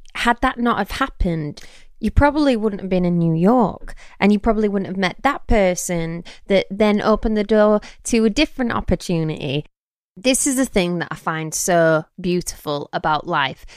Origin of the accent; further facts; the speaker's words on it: England, United Kingdom; moved away; also born or lived in Nashville; I'm English.